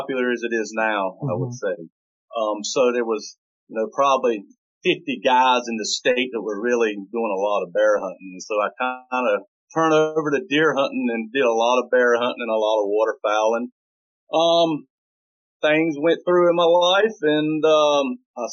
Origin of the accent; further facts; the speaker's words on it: Eastern North Carolina, United States; moved away as an adult; I'm originally from Eastern North Carolina. I lived there for 30 years. I grew up hunting